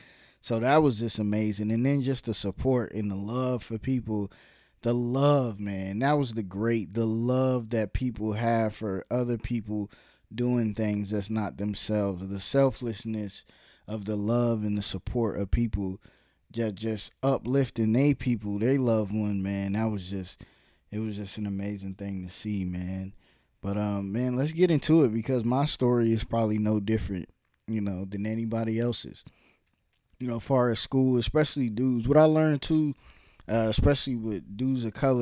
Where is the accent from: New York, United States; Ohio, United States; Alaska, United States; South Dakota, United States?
New York, United States; Brooklyn; also born or lived in Harlem / Virginia / New Jersey; I was born in Brooklyn, lived in Brooklyn, then lived in Harlem, then lived in Virginia, then lived in New Jersey, then lived back in Virginia